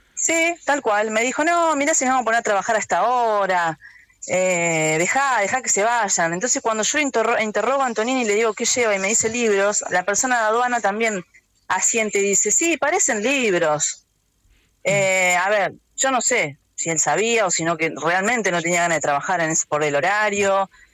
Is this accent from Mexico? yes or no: no; Argentina; todavía tenía esa, cosa de pueblo, ¿no? De donde soy criada